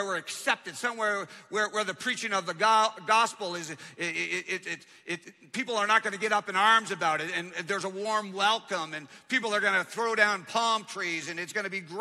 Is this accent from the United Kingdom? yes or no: no; Canada; moved away; I grew up in Canada